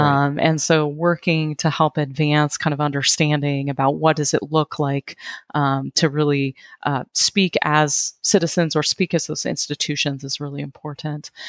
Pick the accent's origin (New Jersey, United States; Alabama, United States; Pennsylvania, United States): Pennsylvania, United States; Western; I'm from Western Pennsylvania